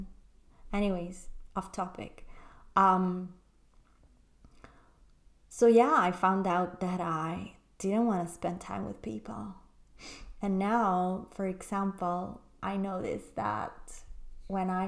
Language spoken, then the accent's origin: English; Italy; moved away as an adult; also born or lived in London; I moved from London, where I was living with this man, back to my hometown in Italy.